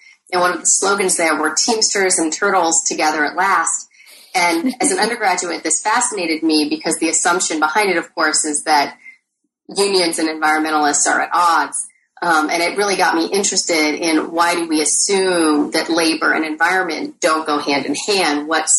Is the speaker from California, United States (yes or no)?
yes; Torrance, California, United States; also born or lived in Ann Arbor, Michigan; So I grew up in a combination of Torrance, California and Ann Arbor, Michigan.